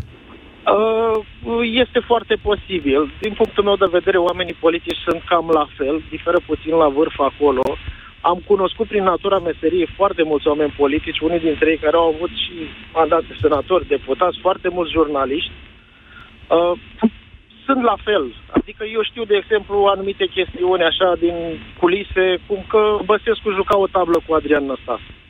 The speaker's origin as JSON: {"language": "Romanian", "country": "Romania", "said": "Sunt român din România"}